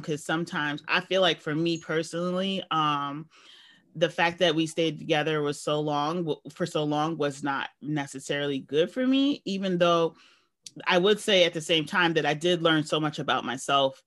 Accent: New York, United States; I've grew up in a large city, and I never felt like, even though I'm a New Yorker

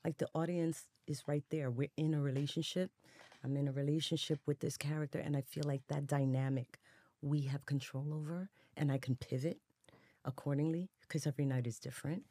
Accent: New York City, New York, United States; I was, you know, growing up in the Bronx when it was on fire all day

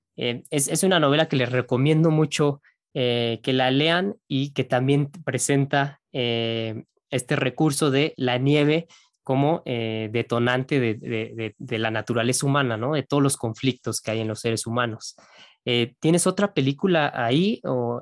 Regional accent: Mexico; uno como mexicano

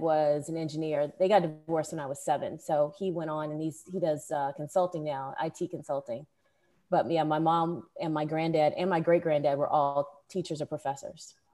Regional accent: Danville, Illinois, United States; now in Atlanta, United States; I was raised in Danville, Illinois, which is two hours directly south of Chicago

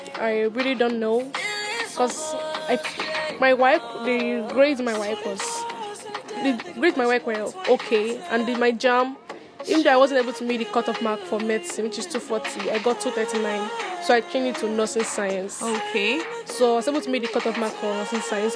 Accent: Benue, Nigeria; I'm from Benue State. I'm 16 years old.

